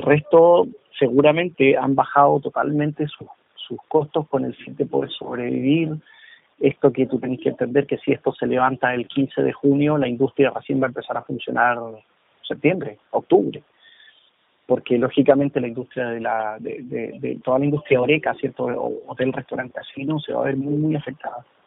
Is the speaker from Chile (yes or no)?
yes; Chile